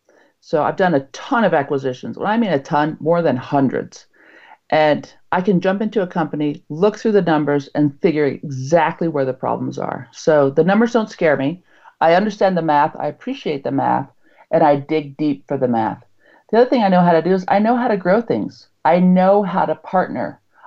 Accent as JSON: {"language": "English", "region": "Utah", "country": "United States", "said": "I'm from Utah"}